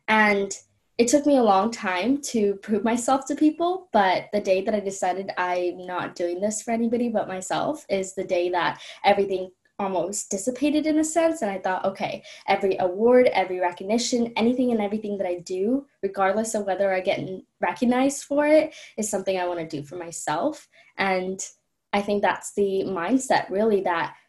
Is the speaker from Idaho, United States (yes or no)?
no; Los Angeles, California, United States; also born or lived in Colombo, Sri Lanka; I moved from Colombo to Los Angeles